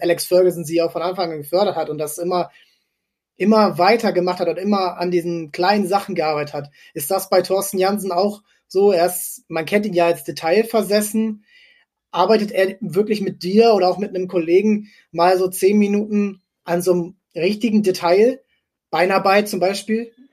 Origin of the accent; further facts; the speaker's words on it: near Fredenbeck, Stade district, Lower Saxony, Germany; Fredenberg ist, ähm, kommt aus meiner Heimat, also ich bin zehn Kilometer davon aufgewachsen